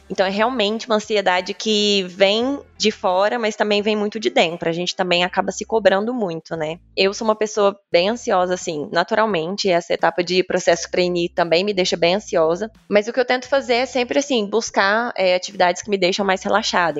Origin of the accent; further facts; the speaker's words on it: Formiga, Minas Gerais, Brazil; accent: interior de Minas; moved away as an adult; also born or lived in Uberlândia, Brazil; now in Itu, Brazil; mas eu sou natural de Minas, de uma cidade chamada Formiga. Vocês devem perceber pelo sotaque que eu sou do interior de Minas